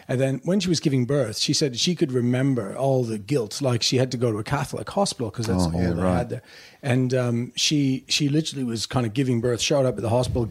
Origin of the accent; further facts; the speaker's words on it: Sydney, Nova Scotia, Canada; now in Sydney, Australia; I was born in Sydney, Nova Scotia, so northeast